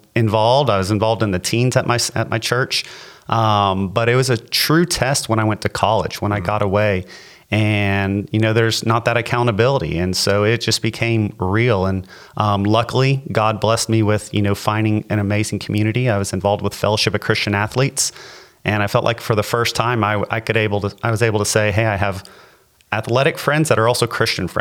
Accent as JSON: {"language": "English", "town": "LaBelle", "region": "Florida", "country": "United States", "tie": "born or raised there", "said": "I grew up in LaBelle."}